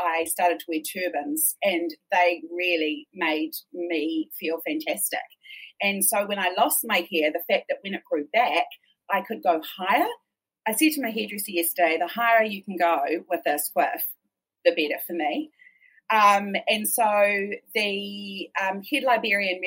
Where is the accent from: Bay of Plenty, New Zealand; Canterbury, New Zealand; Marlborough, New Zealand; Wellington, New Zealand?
Canterbury, New Zealand; Christchurch; I grew up in Christchurch